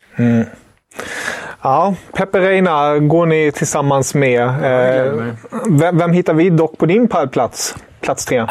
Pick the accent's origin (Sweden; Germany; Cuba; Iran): Germany; moved away; som tysk